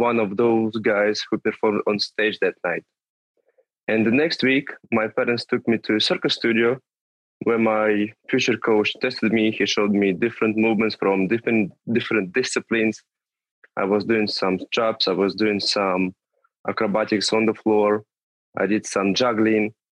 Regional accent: Tula, Tula Oblast, Russia; moved away; from Tula. It's a small city not far from Moscow, like 200 250 kilometers from there

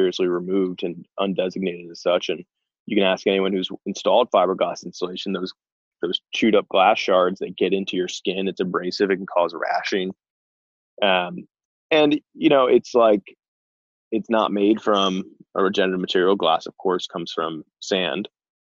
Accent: Short Hills, New Jersey, United States; born or raised there; moved away as an adult; also born or lived in Morristown, New Jersey; now in Idaho, United States

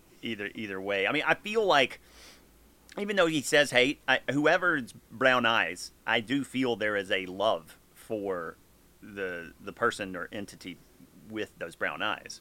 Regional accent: the South, United States; I'm from the South.

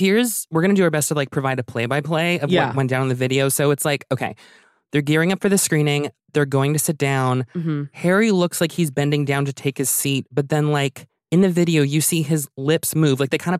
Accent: Halifax, Nova Scotia, Canada; also born or lived in Ottawa; So I was born in Ottawa and then I moved to Halifax when I was a kid.

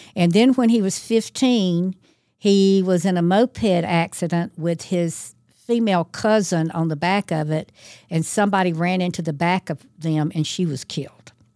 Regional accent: Thomaston, Georgia, United States; Thomaston is my hometown

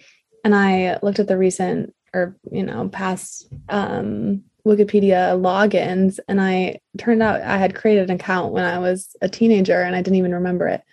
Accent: Michigan, United States; moved away; also born or lived in New York City; I'm from Michigan

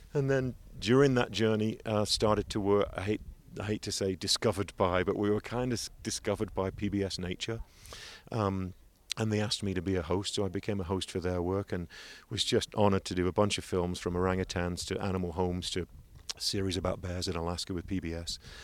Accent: England, United Kingdom; moved away; I'm eighteen from England.

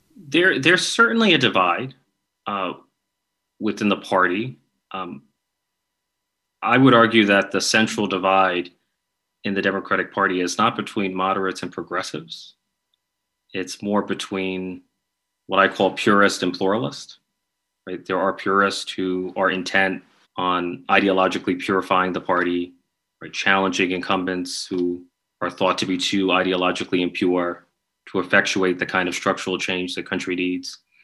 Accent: New York, United States; I'm from New York

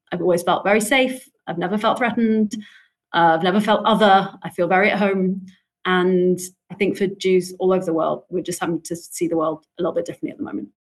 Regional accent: London, United Kingdom; You know, I grew up in London. I've lived here most of my life.

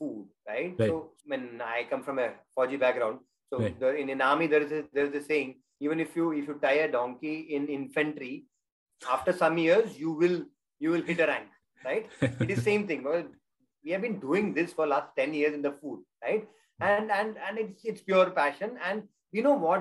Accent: South India, India; being South Indian

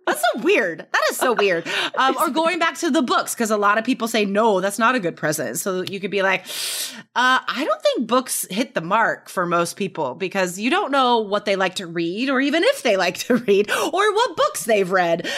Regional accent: Carson City, Nevada, United States; I grew up in Nevada, Carson City, Nevada

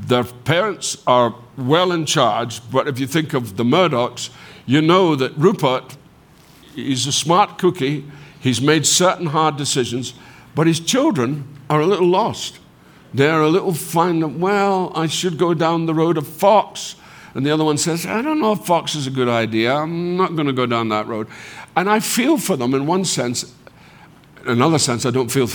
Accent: Scotland, United Kingdom; moved away as an adult; I'm a Scot

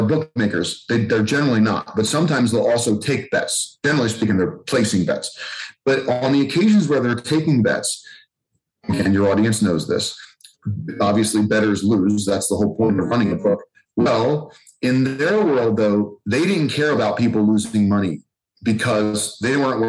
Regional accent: Philadelphia, Pennsylvania, United States; I grew up in Philly

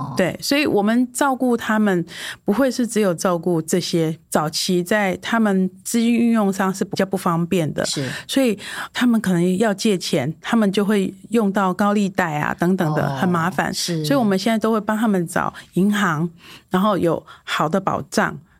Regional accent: Taiwan; 我们台湾人

